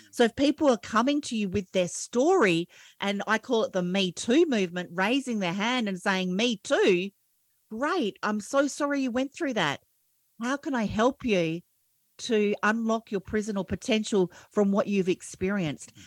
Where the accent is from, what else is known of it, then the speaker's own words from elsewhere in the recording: Australia; I'm an Aussie